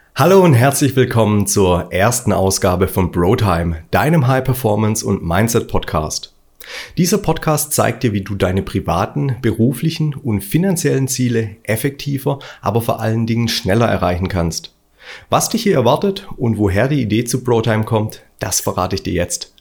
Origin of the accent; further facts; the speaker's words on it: Stuttgart, Baden-Württemberg, Germany; Ich bin Stuttgarter und das hört man manchmal.